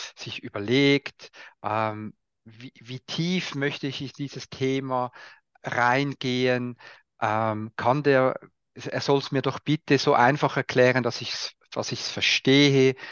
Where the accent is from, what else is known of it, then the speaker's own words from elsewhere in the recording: Switzerland; Bin, bin, halt Schweizer